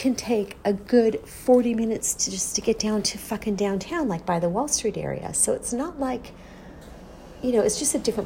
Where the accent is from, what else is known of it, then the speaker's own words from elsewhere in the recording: United States; I'm an American